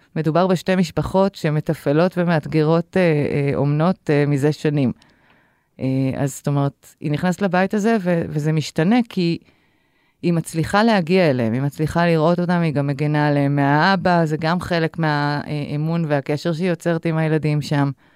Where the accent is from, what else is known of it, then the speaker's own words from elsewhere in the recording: Haifa, Haifa District, Israel; אני גדלתי בחיפה של שנות ה-70 המאוחרות, 80 מוקדמות